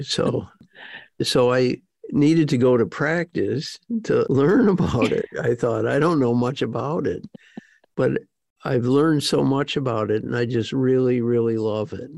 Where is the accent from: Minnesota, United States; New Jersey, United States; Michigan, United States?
Michigan, United States; Detroit; also born or lived in Jackson Heights, Queens, New York; I grew up in Detroit, Michigan. Um, I was born in New York, actually